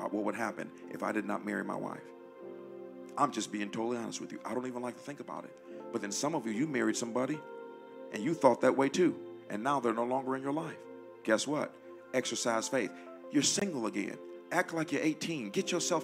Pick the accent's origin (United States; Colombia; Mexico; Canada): United States; Detroit, Michigan; moved away; We come from Detroit where they did Sweetest Day